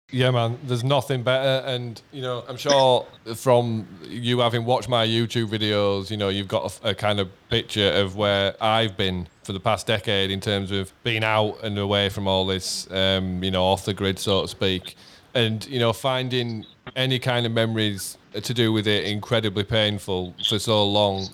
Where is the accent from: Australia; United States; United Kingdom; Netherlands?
United Kingdom; Leeds, Yorkshire and the Humber; in our town in Leeds